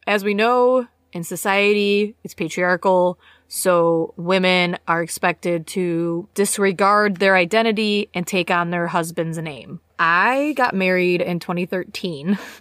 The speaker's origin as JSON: {"language": "English", "country": "United States", "moved": "yes", "lives_now": "United Kingdom", "said": "as an American citizen"}